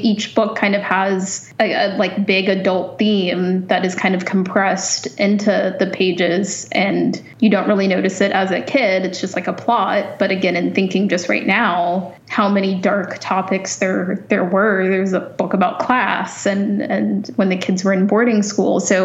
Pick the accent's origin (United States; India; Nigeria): United States; moved away as an adult; now in Canada; as an American